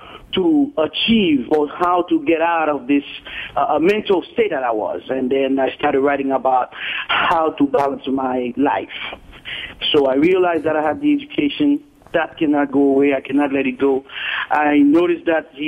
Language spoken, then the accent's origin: English; Haiti; moved away as an adult; now in Miami, United States; I was born in Haiti, and I came at the age of 18, 19 here in the state, in the United States.